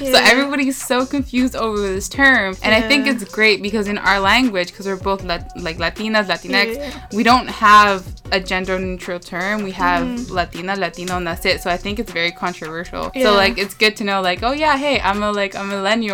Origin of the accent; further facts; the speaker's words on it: Toronto, Ontario, Canada; I was born and raised in Toronto